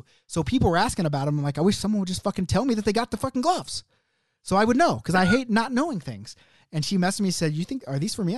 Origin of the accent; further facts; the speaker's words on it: Oklahoma City, Oklahoma, United States; OKC, my hometown